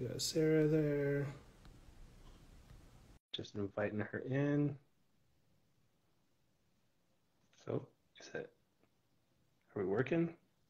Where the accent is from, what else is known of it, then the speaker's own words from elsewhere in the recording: Colombia; moved away as an adult; now in Toronto, Canada; Yeah, so I'm originally from Colombia, and I moved to Toronto for work in 2017.